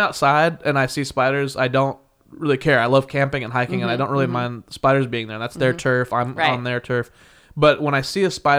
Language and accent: English; Midwest, United States; I grew up in the Midwest. I did the best thing possible for me and moved to where it would be sunny and warm.